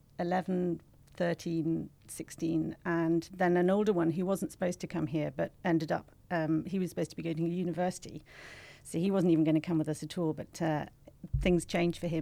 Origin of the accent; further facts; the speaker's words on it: Ireland; moved away as an adult; also born or lived in United Kingdom; now in Singapore; I'm Irish